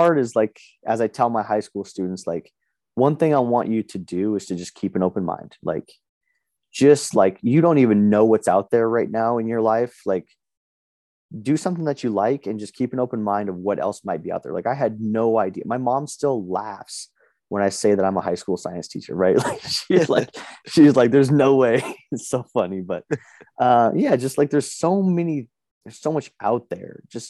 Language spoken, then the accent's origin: English; Las Vegas, Nevada, United States; now in Boise, United States; I live in Boise, Idaho now, but I was born and raised in Las Vegas and kind of like the inner cities of Las Vegas.